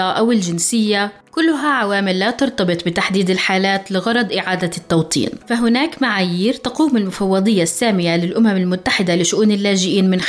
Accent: Iraq; now in Jordan; لان هنا حاولنا نحصل احنا كعراقيين على تصاريع عمل ما قدرنا نهائيا

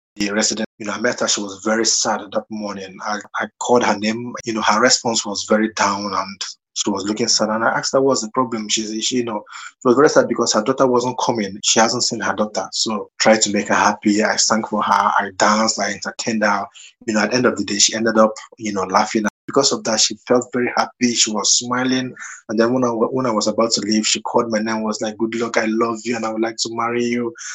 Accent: Nigeria; moved away as an adult; now in United Kingdom; growing up in Nigeria

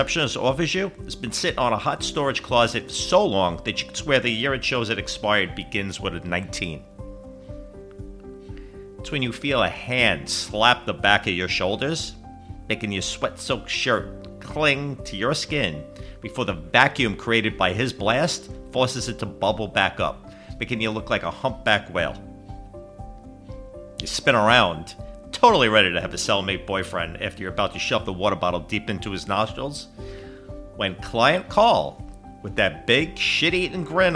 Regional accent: Northeast, United States; moved away as an adult; now in Southeast, United States; my hometown area in the Northeast

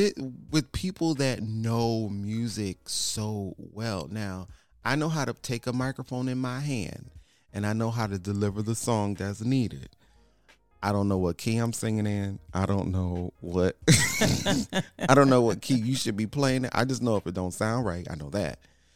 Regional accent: Connecticut, United States; now in Houston, United States; so we're originally from Connecticut.

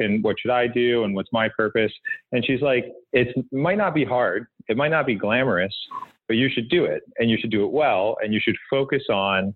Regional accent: Wisconsin, United States; also born or lived in Kansas City; now in New York City, United States; I was raised in Wisconsin

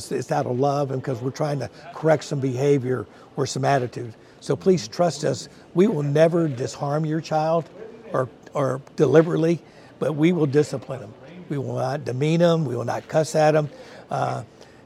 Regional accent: Richardson, Texas, United States; also born or lived in Dallas; I grew up in the Richardson area

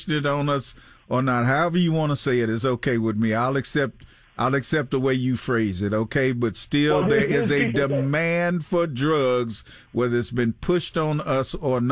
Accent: Arkansas, United States; now in Pittsburgh, United States; separating my home state from Tennessee, Memphis from West Memphis, Arkansas

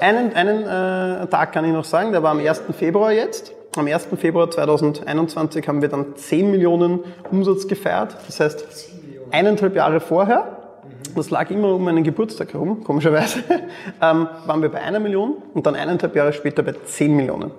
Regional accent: Mödling district, Lower Austria, Austria; ich bin neben Wien aufgewachsen im Bezirk Mödling

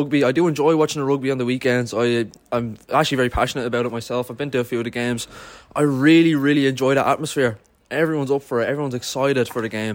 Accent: Ireland; this country is my home

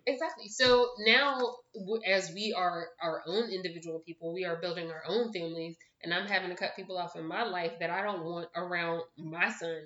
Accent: Philadelphia, Pennsylvania, United States; moved away as an adult; now in Pittsburgh, United States; I'm from Philadelphia. I live now in Pittsburgh

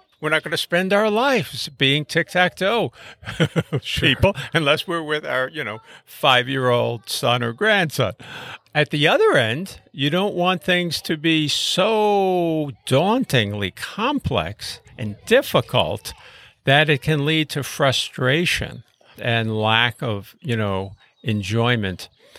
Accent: Brooklyn, New York, United States; I grew up in Brooklyn, New York, in a working-class neighborhood in a small apartment

